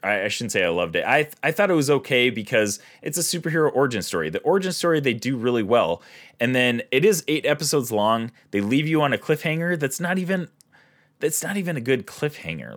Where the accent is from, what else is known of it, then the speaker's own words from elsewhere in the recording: Minnesota, United States; we're from Minnesota